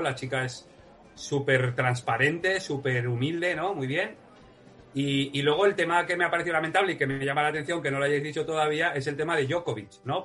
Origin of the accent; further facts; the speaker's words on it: Huesca, Aragon, Spain; soy de Huesca